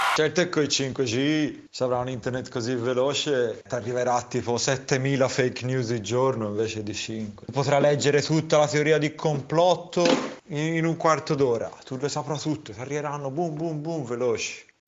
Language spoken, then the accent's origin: Italian; San Casciano in Val di Pesa, Tuscany, Italy; siamo di San Casciano